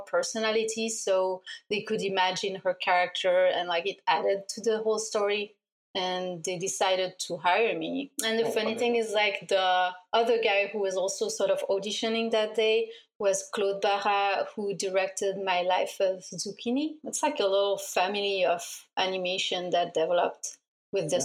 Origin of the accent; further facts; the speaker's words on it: Switzerland; moved away as an adult; also born or lived in Brussels, Belgium; I was born in Switzerland in a small town